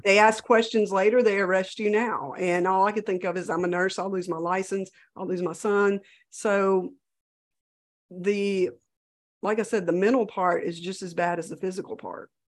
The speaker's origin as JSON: {"language": "English", "region": "Louisiana", "country": "United States"}